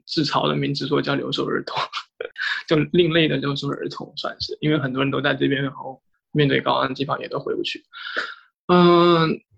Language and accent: Chinese; Shenzhen, Guangdong, China; moved away as an adult; 我其实一直在深圳长大